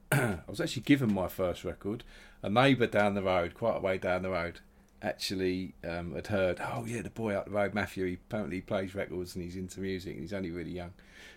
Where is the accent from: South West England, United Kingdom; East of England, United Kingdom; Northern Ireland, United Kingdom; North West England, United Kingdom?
East of England, United Kingdom; Loughton; I like the fact that I grew up in Loughton. It was good, nice area, bit of both really, bit of everything there, sort of some lots of people from that have moved out of East London, settled there, including my mum and dad